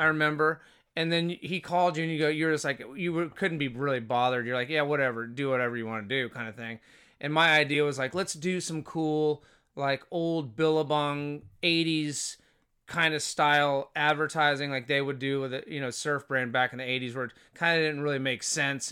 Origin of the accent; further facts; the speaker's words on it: Fort Walton Beach, Florida, United States; moved away as an adult; also born or lived in Boston / Honolulu / San Francisco; now in Los Angeles, United States; I grew up in Fort Walton, uh, from elementary school to high school